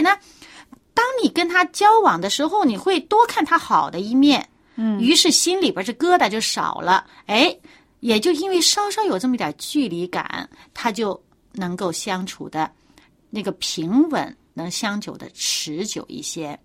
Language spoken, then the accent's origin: Chinese; China; 我们中国人